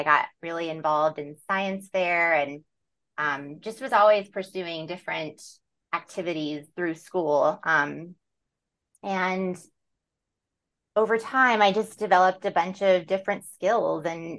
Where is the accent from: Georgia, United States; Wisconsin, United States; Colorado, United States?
Colorado, United States; San Luis Valley; also born or lived in New York City; I grew up in Colorado in the southern part in a beautiful, vast alpine desert valley called the San Luis Valley. And from there, I went to school in Fort Collins at Colorado State.